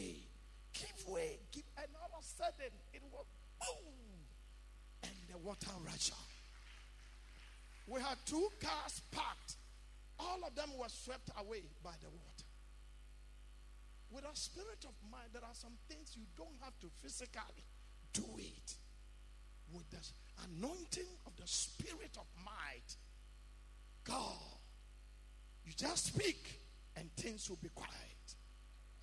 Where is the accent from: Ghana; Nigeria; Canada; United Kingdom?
Ghana; Being a Ghanaian